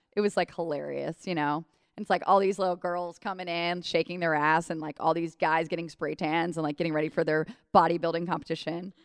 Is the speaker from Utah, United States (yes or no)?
no; Cleveland, Ohio, United States; moved away as an adult; also born or lived in Strongsville, Ohio / New York; now in Cincinnati, United States; I grew up in Cleveland